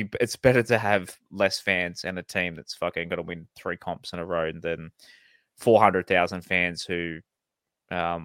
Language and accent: English; Central Coast, New South Wales, Australia; Growing up on the Central Coast